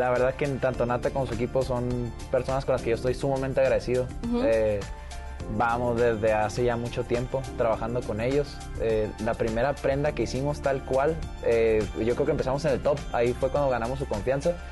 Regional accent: Tijuana, Baja California, Mexico; De Tijuana.

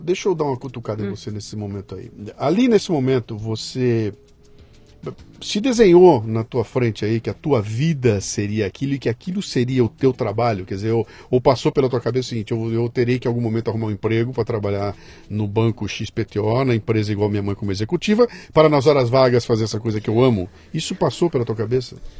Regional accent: Bauru, São Paulo, Brazil; moved away as an adult; Eu saí de Bauru para vir para São Paulo, capital, com 18 anos de idade

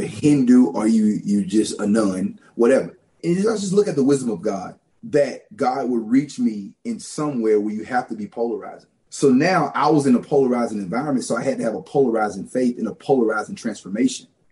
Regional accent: Louisiana, United States; moved away; also born or lived in Los Angeles, California / Ohio; I was born in Los Angeles, California. And my parents left California in the late 80s, and we migrated to Louisiana and grew up in Louisiana, very rural

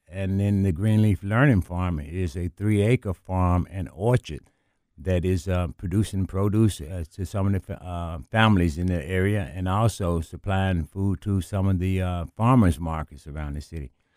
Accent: Memphis, Tennessee, United States; I grew up in South Memphis

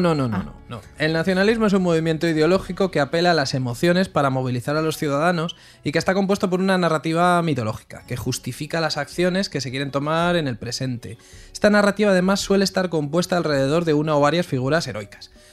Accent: Spain

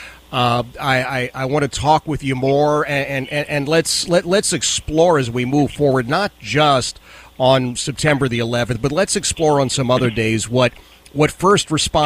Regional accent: Philadelphia, Pennsylvania, United States; moved away; also born or lived in Las Vegas; me as a Philadelphian

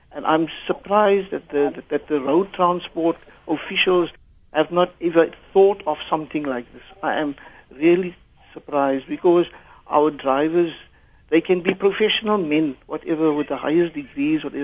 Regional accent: Port Elizabeth, Eastern Cape, South Africa; first language English; Afrikaans is a second language; ek is maar eh, van Port Elizabeth

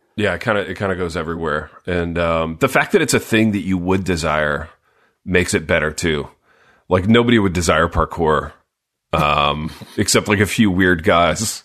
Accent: Midwest, United States; growing up in the Midwest

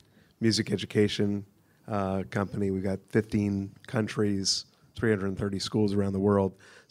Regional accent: New York City, New York, United States; And I'm a New Yorker too, so I forgive you.

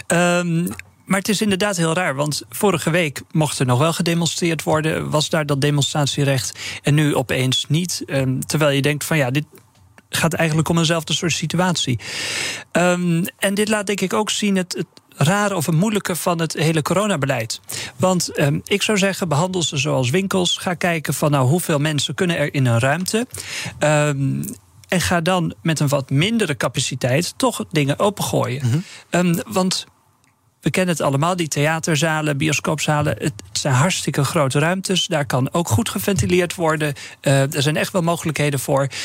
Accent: northern Netherlands, Netherlands; ik ben een Noorderling

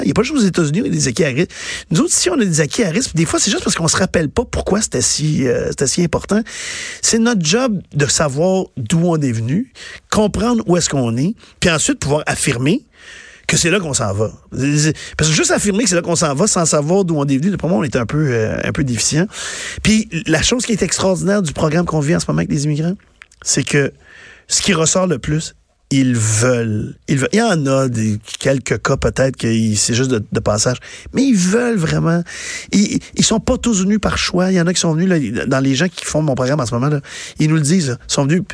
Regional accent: Quebec, Canada; born or raised there

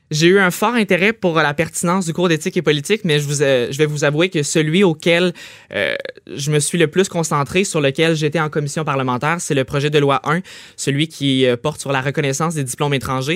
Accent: Trois-Rivières, Quebec, Canada; je viens de Trois-Rivières, Collège La Flèche

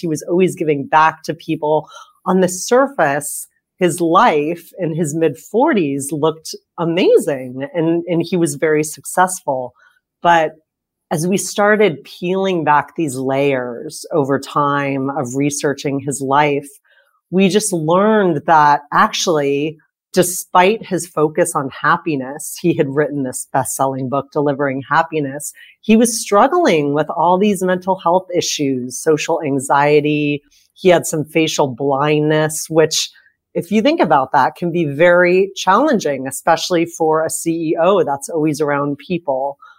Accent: San Diego, California, United States; I grew up in San Diego

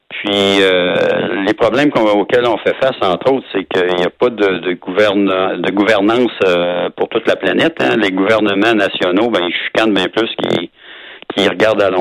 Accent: Quebec City, Quebec, Canada; moi je suis de Québec

